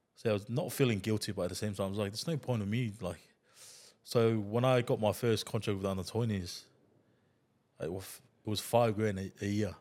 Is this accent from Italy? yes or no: no; Tonga; English is a second language; moved away as an adult; also born or lived in New Zealand; when I was a kid, I grew up in Tonga